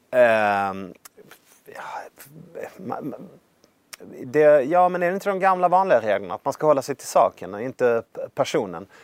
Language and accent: Swedish; Värmland, Sweden; jag vill bli chef över kost och städenheten i min hemkommun. Det här var i Värmland